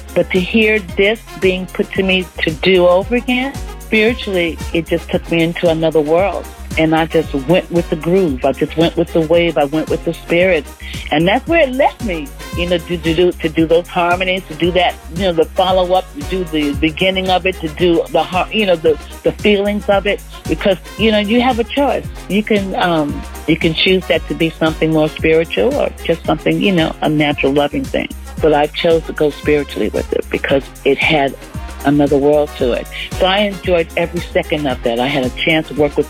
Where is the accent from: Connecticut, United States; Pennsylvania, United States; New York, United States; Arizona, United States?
New York, United States; New York City; I'm from Brooklyn, you know, I'm from New York City